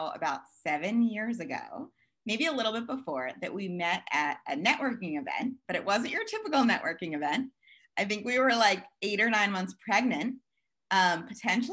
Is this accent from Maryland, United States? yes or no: yes; Maryland, United States; moved away as an adult; also born or lived in Hoboken; I grew up here in Maryland, where I am back again.